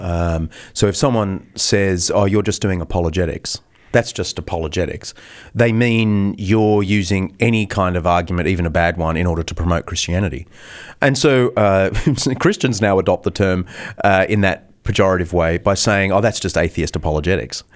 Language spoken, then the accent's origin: English; Australia; now in United States